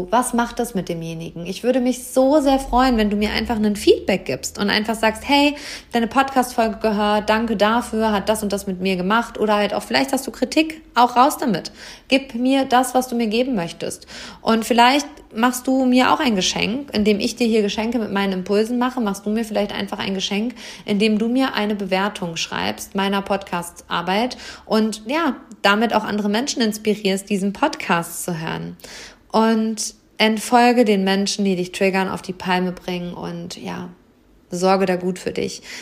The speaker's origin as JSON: {"language": "German", "town": "Hameln", "region": "Lower Saxony", "country": "Germany", "tie": "born or raised there", "said": "Und am Freitag ist hier in Hammel, meiner Heimatstadt, die Lesung mit Britta Buchholz"}